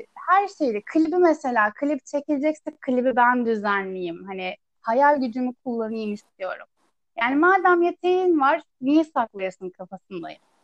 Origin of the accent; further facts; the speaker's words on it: Istanbul, Turkey; also born or lived in Ankara / Çankırı; Büyüdüğüm yerde yani yine İstanbul'da bir ilçede